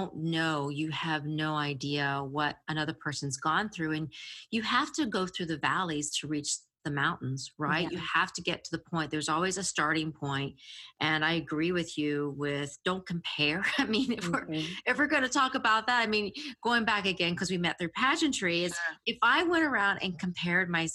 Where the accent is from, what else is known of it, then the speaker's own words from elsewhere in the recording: the South, United States; I'm from the South. So the redneck comes out all the time.